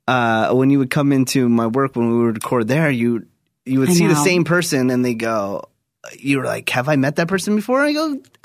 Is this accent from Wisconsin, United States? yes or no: no; Newark, California, United States; born or raised there; moved away